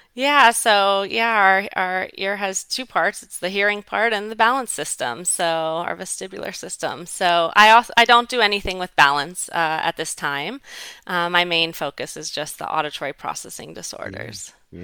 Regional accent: Southwest Florida, United States; also born or lived in Fairfax, Virginia / Washington, D.C.; my husband and I, decided to come back to my hometown of Southwest Florida in 2008

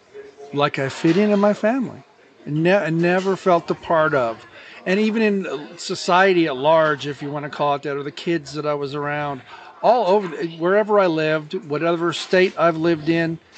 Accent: Glendora, California, United States; moved away; also born or lived in Covina, California / Azusa, California; Most formidable years would probably be Azusa, Glendora, and then I moved away for a while.

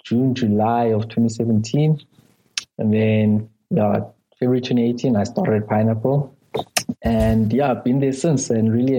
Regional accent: KwaZulu-Natal, South Africa; first language Zulu; English is a second language; also born or lived in Cape Town / Paris; now in Johannesburg, South Africa; I'm from South Africa. I was born in KwaZulu-Natal and currently living in Johannesburg

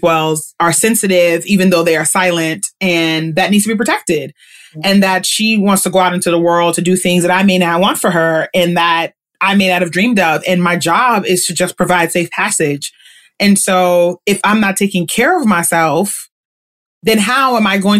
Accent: New York City, New York, United States; I am from Queens

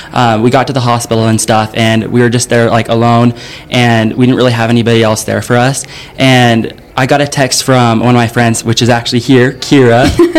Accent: Utah, United States; now in Tennessee, United States; I was born in Utah and then I moved to Tennessee. I think it's been like three years ago.

